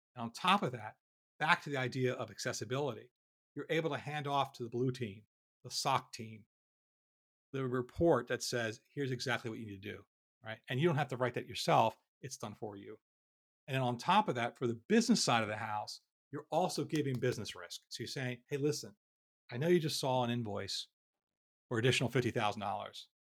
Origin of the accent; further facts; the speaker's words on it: Philadelphia, Pennsylvania, United States; I'm from Philadelphia